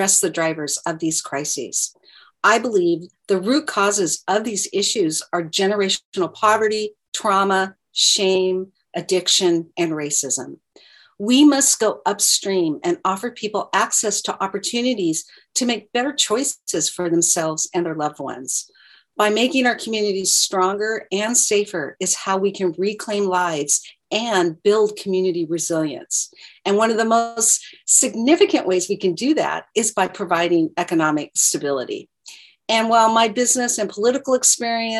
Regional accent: Gresham, Oregon, United States; I grew up in the Rockwood neighborhood of Gresham

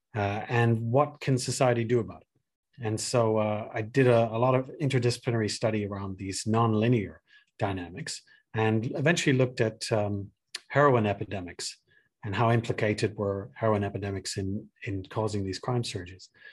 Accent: Ireland; moved away; I'm originally Irish

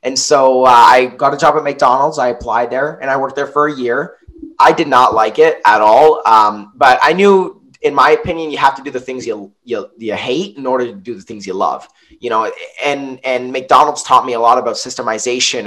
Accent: Niagara-on-the-Lake, Ontario, Canada; I'm from Niagara on the Lake. My mom's American. She moved here, met my dad. They built a house here. I haven't moved anywhere else

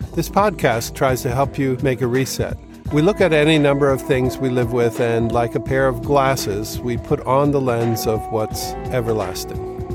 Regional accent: East Coast, United States; also born or lived in Manhattan, New York; grew up on the East Coast

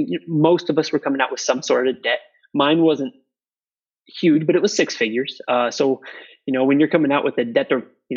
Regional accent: Iowa, United States; moved away as an adult; also born or lived in Houston, Texas; now in Dakota Dunes, United States; I was born and raised in Iowa.

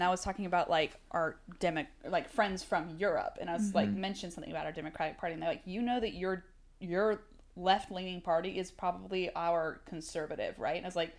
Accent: the South, United States; We're from the South, guys. We watched a lot of our own families and friends vote for Trump.

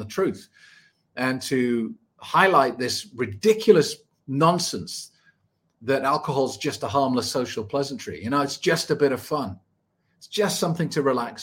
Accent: United Kingdom; I was born 1974 in the United Kingdom.

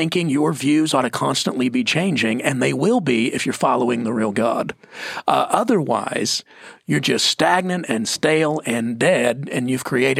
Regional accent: United States; I'm American

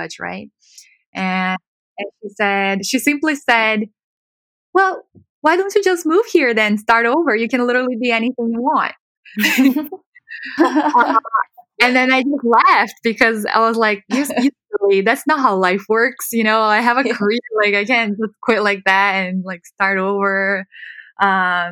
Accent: Brazil; moved away as an adult; now in Los Angeles, United States; So I was born in Brazil, born and raised, and I went to law school in Brazil

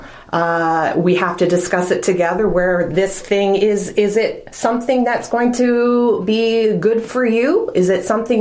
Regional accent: Newmarket, Ontario, Canada; moved away as an adult; now in Wasaga Beach, Canada; being a Newmarket girl going to Yorkville

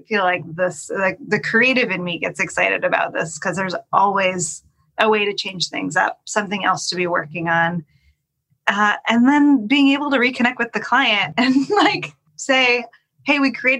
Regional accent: the Northwest, Pacific Northwest, United States; also born or lived in Los Angeles; now in Portland, United States; I'm born and raised in the Northwest

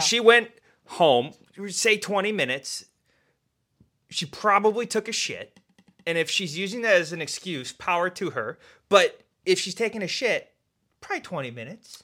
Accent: New York, United States; as a New Yorker

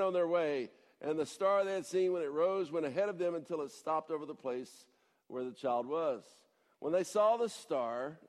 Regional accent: Atlanta, Georgia, United States; moved away; I'm from Atlanta

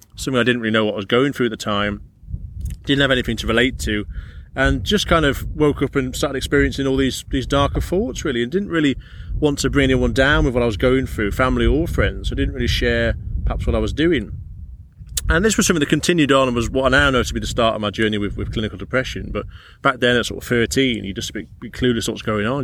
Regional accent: Carlisle, North West England, United Kingdom; I'm brought up pretty close to this area, I'm from Carlisle originally

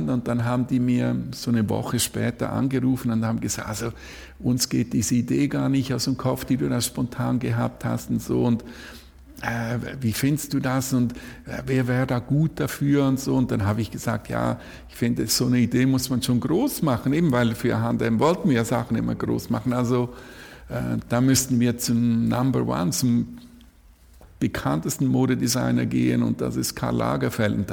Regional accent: Zurich, Switzerland; Oh, ich komme aus, aus der Nähe von Zürich.

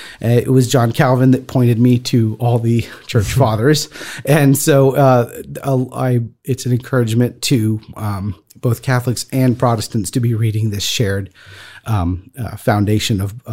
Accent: France; The fourth emperor of Rome, Claudius, most famously, and so I grew up walking on Roman roads. And as the son of a minister of the gospel who and church planter in France, I've grown up hearing him talk

